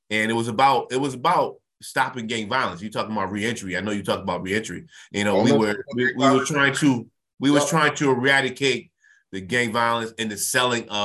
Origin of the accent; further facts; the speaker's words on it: New Haven, Connecticut, United States; I'm I'm born and raised in New Haven, Connecticut. Um, been around all, all my life.